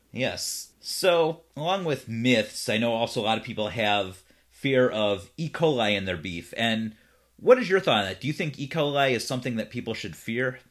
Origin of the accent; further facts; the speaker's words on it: Cleveland, Ohio, United States; now in Los Angeles, United States; I'm originally from Cleveland